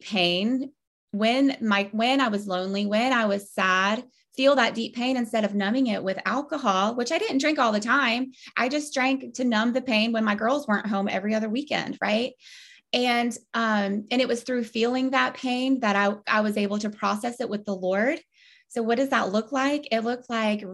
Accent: Ponte Vedra, Florida, United States; I grew up in Ponte Vedra, Florida

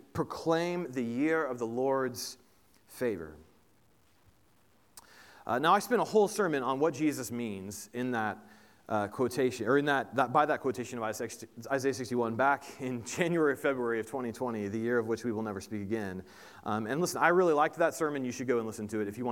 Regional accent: Indiana, United States; moved away; I grew up in Indiana. Most of our family is still in Indiana

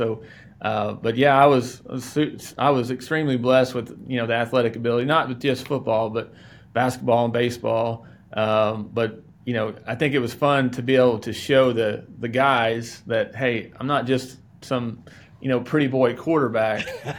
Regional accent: Oklahoma, United States; I grew up in Oklahoma.

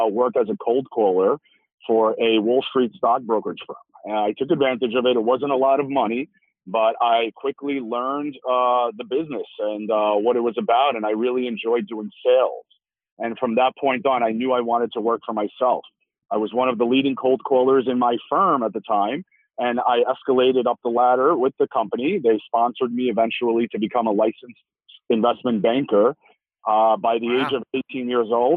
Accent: New York City, New York, United States; growing up in Brooklyn, New York

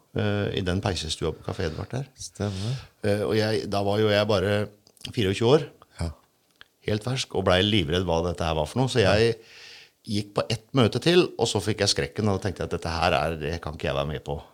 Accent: Sannidal, Telemark, Norway; jeg er jo sandgalsgutt

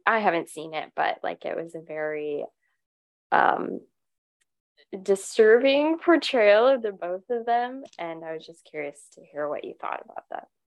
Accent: United States; As an American

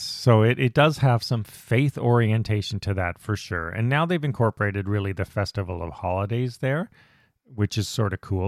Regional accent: Canada; we were, the Canadians

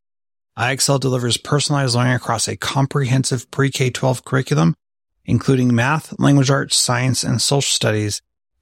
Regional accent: California, United States; I grew up in California

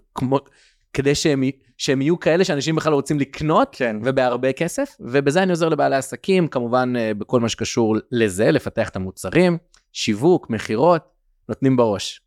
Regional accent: Kiryat Sefer, Israel; also born or lived in United States / Tel Aviv; גדלתי בבית חרדי בארצות הברית, אה, בגיל שמונה עליתי לארץ ועברנו למקום שקוראים לו קריית ספר

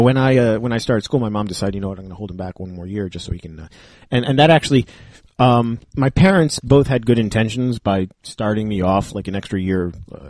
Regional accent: Lakewood, New Jersey, United States; So I grew up in Lakewood. I went to Lakewood Hebrew Day School until kindergarten.

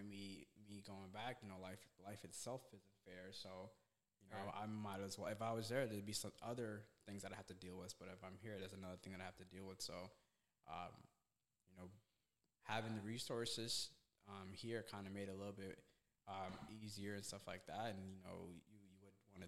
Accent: Somalia; also born or lived in Vermont, United States; now in United States; I was born in Somalia, which is East Africa

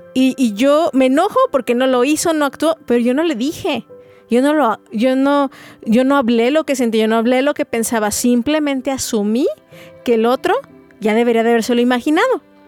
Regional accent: Mexico; also born or lived in Guadalajara, Jalisco; como buenos mexicanos truncamos mucho eso

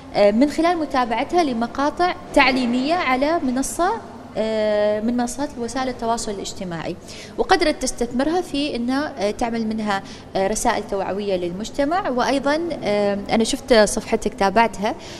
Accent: Oman; عندنا في سلطنة عمان

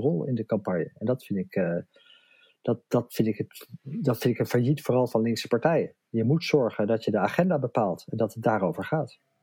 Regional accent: Amsterdam, North Holland, Netherlands; Ik kom uit Amsterdam

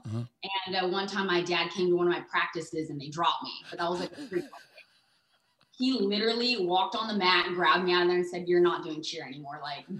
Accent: Surfside, California, United States; born or raised there; also born or lived in Los Angeles

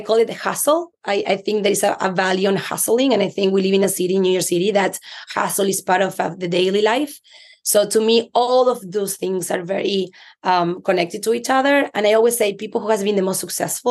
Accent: Argentina; English is a second language; moved away as an adult; now in United States; I'm Latina. You can tell by my accent. I'm from Argentina, moved to the US 17 years ago.

